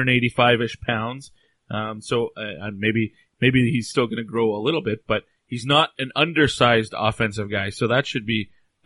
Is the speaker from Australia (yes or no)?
no; Canada; I'm Canadian